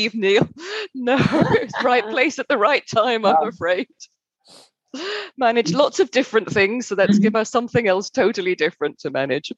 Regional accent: United Kingdom; moved away as an adult; also born or lived in Germany; I didn't want to go back to Britain

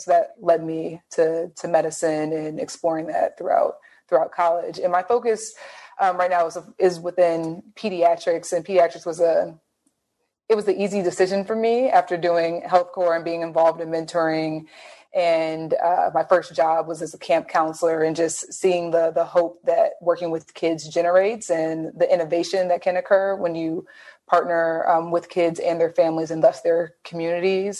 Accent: Detroit, Michigan, United States; growing up in the Metro Detroit area

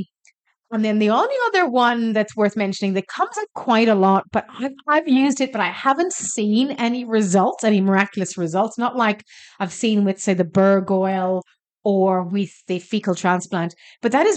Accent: Ireland; now in Australia; I'm Irish.

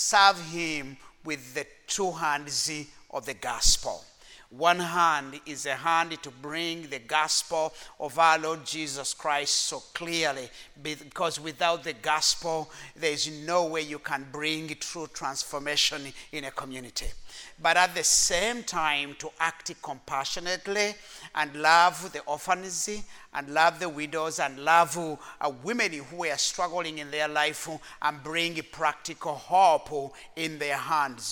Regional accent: Rwanda; I come from the nation of Rwanda

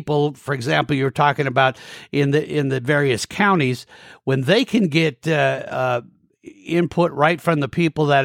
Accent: Montana, United States; Montana, one of the things I love about my home state here

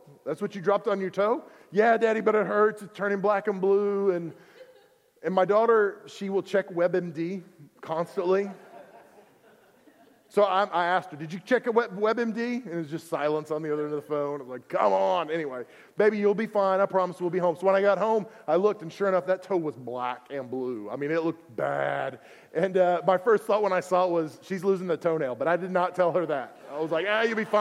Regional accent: Oklahoma, United States; I'm from Oklahoma.

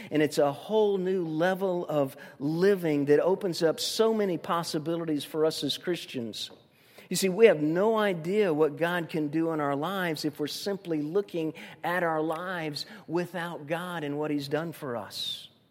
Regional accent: Tuscaloosa, Alabama, United States; moved away; also born or lived in Tampa, Florida; Tuscaloosa's my fondest memories as a, as a young person

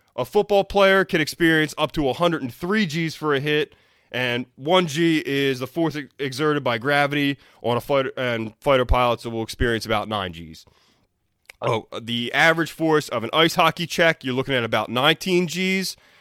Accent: Philadelphia, Pennsylvania, United States; I'm from Philly

